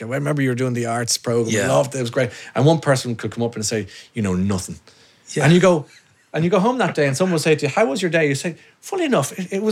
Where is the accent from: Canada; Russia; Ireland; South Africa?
Ireland; We're Irish